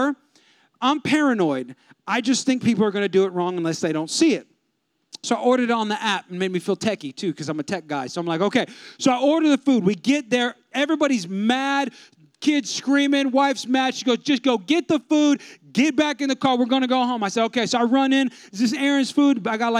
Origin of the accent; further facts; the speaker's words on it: California, United States; moved away; I'm from California